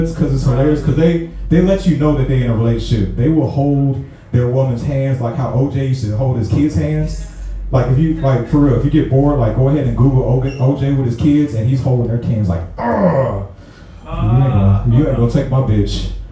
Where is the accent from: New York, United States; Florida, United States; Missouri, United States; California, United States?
Missouri, United States; St. Louis; moved away as an adult; now in Atlanta, United States; I'm from St. Louis